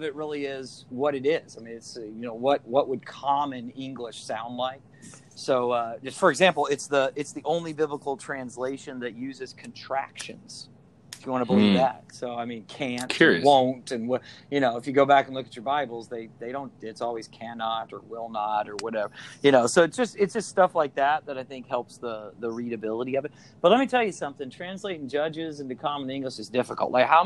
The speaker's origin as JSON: {"language": "English", "town": "Atlanta", "region": "Georgia", "country": "United States", "moved": "yes", "said": "I'm from Atlanta, you know, hot Atlanta, the ATL, the dirty, all that."}